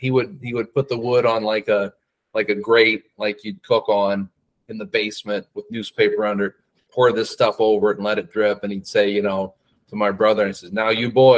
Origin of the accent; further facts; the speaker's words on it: Cedar Rapids, Iowa, United States; I was born and raised in Cedar Rapids, Iowa